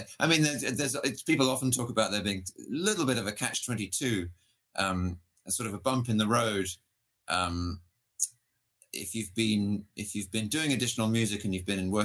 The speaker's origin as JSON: {"language": "English", "country": "United Kingdom", "tie": "born or raised there", "said": "I grew up in Britain"}